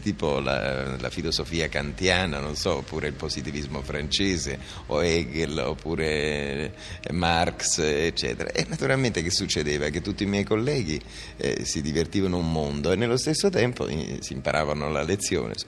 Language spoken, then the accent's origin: Italian; Naples, Campania, Italy; in un liceo napoletano, io sono napoletano